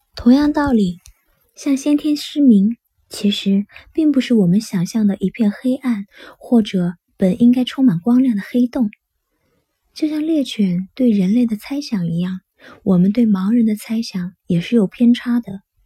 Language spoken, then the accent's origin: Chinese; China; 我们中国人